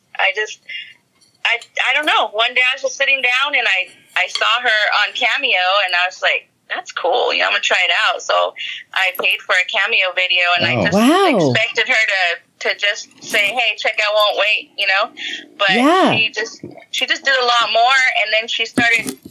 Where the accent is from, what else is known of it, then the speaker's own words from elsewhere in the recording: Whittier, California, United States; We come from Whittier, California